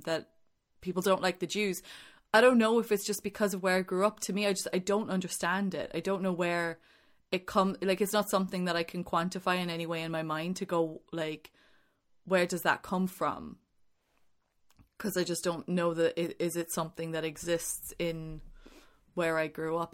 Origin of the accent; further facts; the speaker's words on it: Ireland; growing up in Ireland